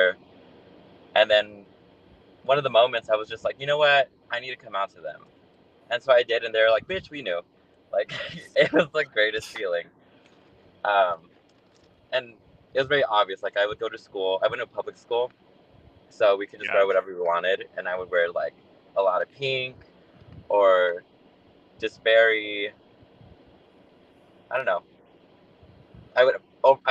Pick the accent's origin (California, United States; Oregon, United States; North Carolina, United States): California, United States; Los Angeles; I am from here in California. Just been living in LA my whole life. Moved like 10 times growing up